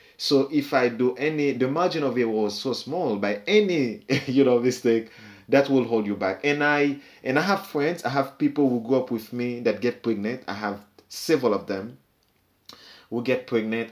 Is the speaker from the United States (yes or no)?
no; Haiti; moved away; growing up in Haiti, everybody knows everybody's secret